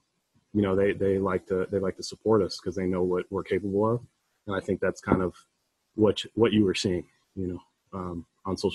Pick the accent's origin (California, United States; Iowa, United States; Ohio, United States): Ohio, United States; Toledo; moved away; we played in Detroit and I'm from Toledo, so 45 minutes away